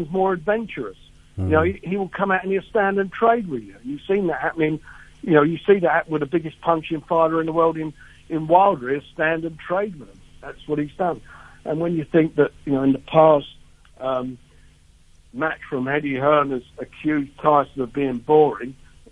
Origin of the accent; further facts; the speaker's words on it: United Kingdom; as a British guy